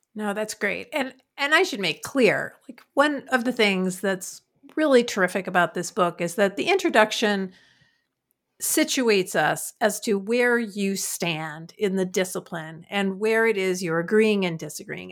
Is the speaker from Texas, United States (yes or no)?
no; New York City, New York, United States; I'm from Queens